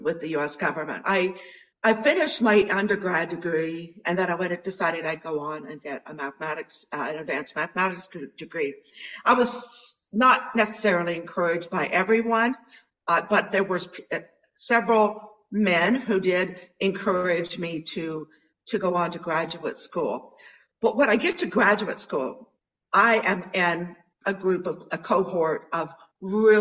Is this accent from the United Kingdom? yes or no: no; near Dayton, Ohio, United States; moved away; also born or lived in Canada; I grew up in Ohio. Near Dayton, Ohio, in the U.S.